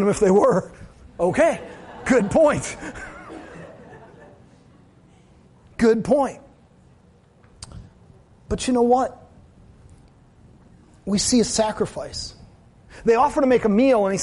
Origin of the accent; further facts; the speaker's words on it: United States; As Americans